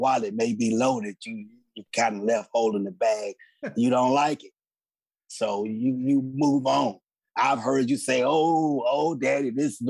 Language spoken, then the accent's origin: English; Chicago, Illinois, United States; I am Tammy's daddy. I hail from Chicago